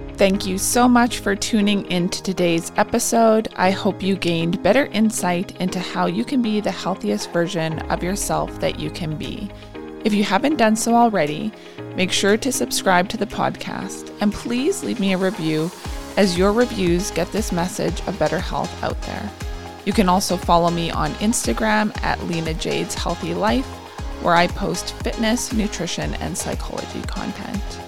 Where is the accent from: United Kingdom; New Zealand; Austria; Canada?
Canada; Warman, Saskatchewan; I grew up outside of Warman